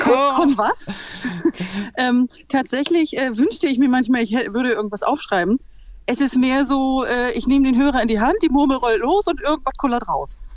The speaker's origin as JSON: {"language": "German", "region": "Bremen", "country": "Germany", "said": "Ich bin eigentlich Bremerin"}